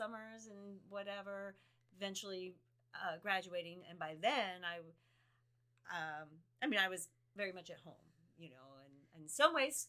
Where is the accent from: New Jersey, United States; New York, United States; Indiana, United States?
New Jersey, United States; also born or lived in Bowling Green, Ohio; I'm from New Jersey. That's where I grew up.